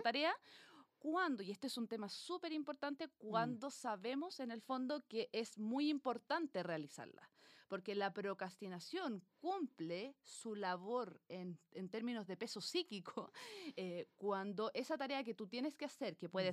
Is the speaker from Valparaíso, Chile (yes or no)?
no; Cajón del Maipo, Santiago Metropolitan Region, Chile; somos las dos del cajón del Maipo